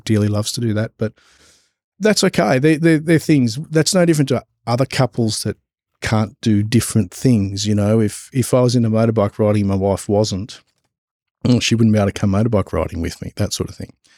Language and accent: English; Gippsland, Victoria, Australia; moved away as an adult; also born or lived in Albury-Wodonga; we're originally from Gippsland, down south in Victoria